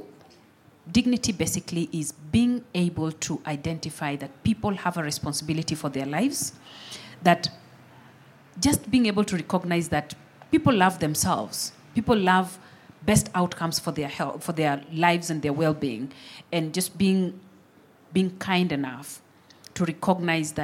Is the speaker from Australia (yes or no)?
no; Kenya; I'm born Kenyan. Definitely have an experience with the aid delivery as I grew up